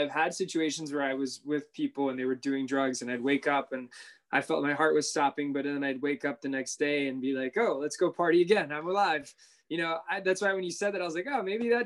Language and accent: English; Miami, Florida, United States; Miami, born and raised. Okay. Still here